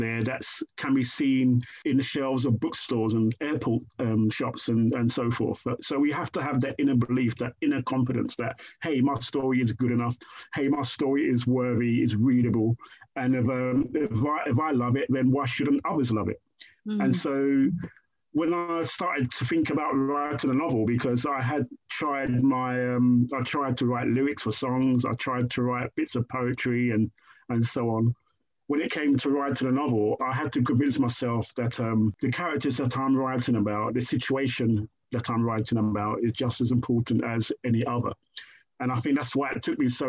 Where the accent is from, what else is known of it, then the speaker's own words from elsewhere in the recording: Croydon, London, United Kingdom; also born or lived in Brixton; a kid raised in Shirley Oaks, where it's kind of the surroundings of Shirley Oaks is very, very rural kind of Surrey kind of belt